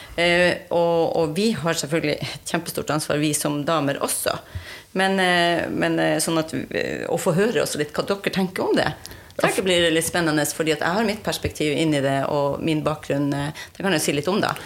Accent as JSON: {"language": "Norwegian", "town": "Alta", "region": "Finnmark", "country": "Norway", "said": "jeg er fra Alta"}